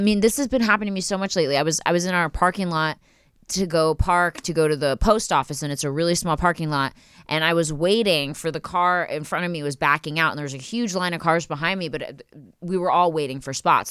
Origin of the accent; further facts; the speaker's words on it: Philadelphia, Pennsylvania, United States; now in Los Angeles, United States; I'm from Philly